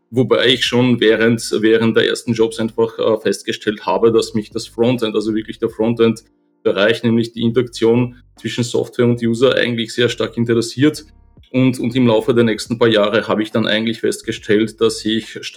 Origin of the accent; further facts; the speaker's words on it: Poland; German is a second language; now in Vienna, Austria; Ich bin gebürtiger Pole, lebe seit äh, ja, schon über 25 Jahren in Österreich. Bin damals mit meiner Familie hergekommen